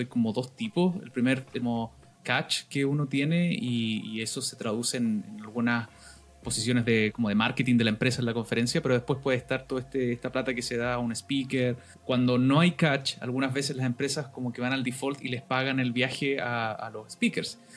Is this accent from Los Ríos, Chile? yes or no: yes; Valdivia, Los Ríos, Chile; mi ciudad natal eh, de Valdivia